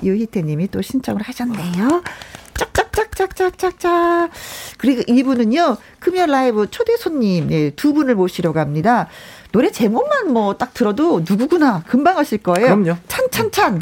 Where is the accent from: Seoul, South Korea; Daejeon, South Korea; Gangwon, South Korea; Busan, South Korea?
Gangwon, South Korea; Wonju; 어린 시절이 생각나는 거예요. 원주에 살았을 때